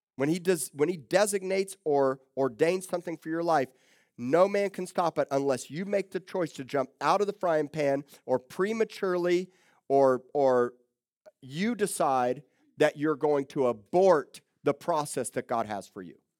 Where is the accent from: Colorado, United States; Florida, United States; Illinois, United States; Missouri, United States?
Florida, United States; Miami; moved away as an adult; also born or lived in Tulsa, Oklahoma; now in Corpus Christi, United States; I grew up in South Miami